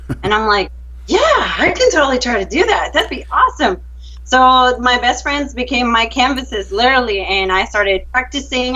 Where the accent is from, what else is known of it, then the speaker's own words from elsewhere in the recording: Venezuela; moved away as an adult; now in Texas, United States; Well, I am originally from Venezuela. I've been here in the U.S. for 10 years